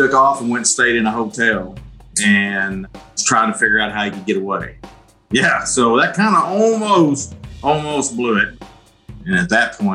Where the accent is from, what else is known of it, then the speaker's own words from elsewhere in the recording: southern Missouri, United States; accent: southern Missouri; as you can tell from my accent, we're in southern Missouri